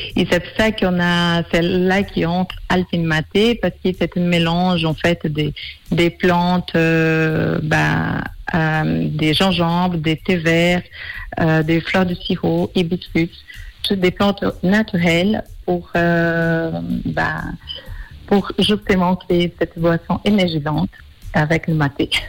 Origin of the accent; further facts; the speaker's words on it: Brazil; French is a second language; moved away as an adult; now in Switzerland; je suis brésilienne, ça fait 16 ans que je suis en Suisse